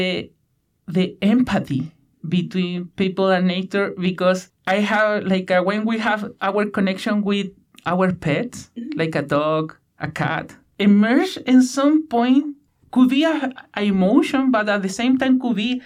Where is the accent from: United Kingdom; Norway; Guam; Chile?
Chile; Punta Arenas, Magallanes and Chilean Antarctica; English is a second language; moved away as an adult; now in Victoria, Canada; I am from Chile, from the west side of Patagonia, where there are a lot of channels and rainforests.